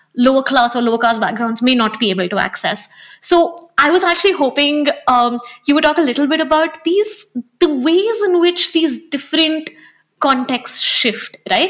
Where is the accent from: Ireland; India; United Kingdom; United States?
India; Hyderabad, Telangana; also born or lived in Delhi; now in Bangalore, India; I grew up in Hyderabad and I live in Bangalore and I've lived in Delhi before this.